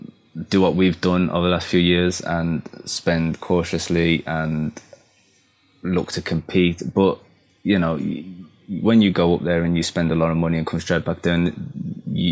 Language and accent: English; Black Country, West Midlands, United Kingdom; accent: Black Country; My black country accent